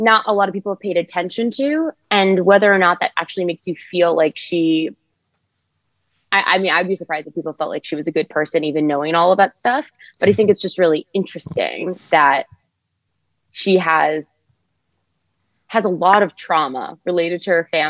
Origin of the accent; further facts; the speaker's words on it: United States; accent: American; I'm an American actor and playwright